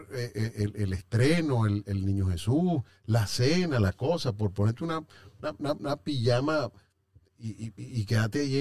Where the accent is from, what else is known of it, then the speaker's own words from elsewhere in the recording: Venezuela; moved away; Yo como venezolano